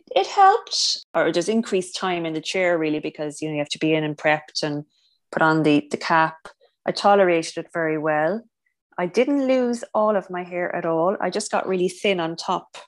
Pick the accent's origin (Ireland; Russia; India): Ireland; also born or lived in Cork; So I'm from Ireland. I live in Cork, which is down in the south.